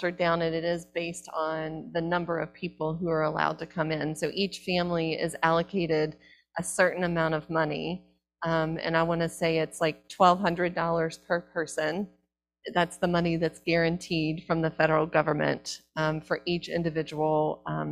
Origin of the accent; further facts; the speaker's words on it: the South, United States; I'm from the South